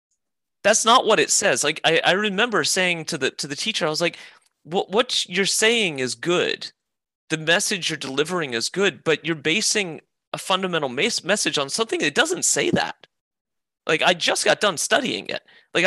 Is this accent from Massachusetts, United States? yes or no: no; Midway, Georgia, United States; also born or lived in Myrtle Beach, South Carolina; So the Deep South, Midway, Georgia, Savannah, Georgia, outside of Savannah, Brunswick, and Myrtle Beach. I moved around a lot as a kid.